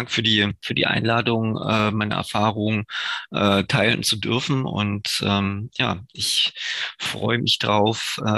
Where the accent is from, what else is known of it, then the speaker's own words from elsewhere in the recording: near Görlitz, Saxony, Germany; also born or lived in Dresden / Munich; komme ja ursprünglich äh, aus der Nähe von Görlitz, wo ich geboren bin.